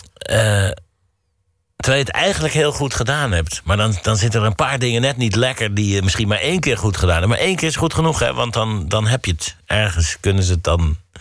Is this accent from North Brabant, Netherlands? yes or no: yes; Mierlo, North Brabant, Netherlands; moved away; waar ik vandaan kom... dat betekent Mierlo faal nooit